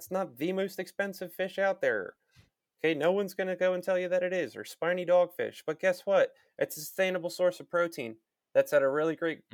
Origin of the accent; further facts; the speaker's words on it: United States; being American